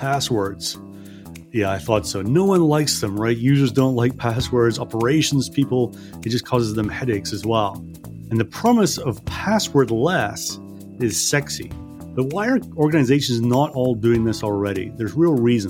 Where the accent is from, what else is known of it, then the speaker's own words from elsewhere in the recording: Scotland, United Kingdom; now in United States; I'm also from Scotland. We're a simple people from Scotland